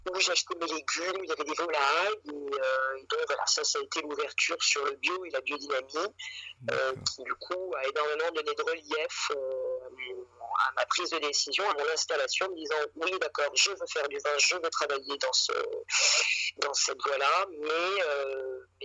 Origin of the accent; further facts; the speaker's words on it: Paris, Île-de-France, France; je suis euh, déjà euh, d'origine, je suis parisienne. Oui. je suis à Paris, j'ai grandi à Paris. toute ma famille est, parisienne de, souche, hein, de père en fils, ça remonte très loin.